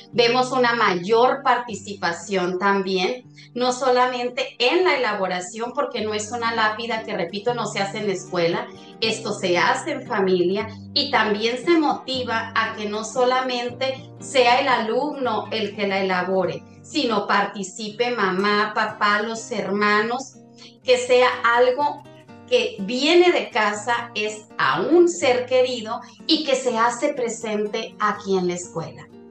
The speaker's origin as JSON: {"language": "Spanish", "country": "Mexico", "said": "como mexicanos"}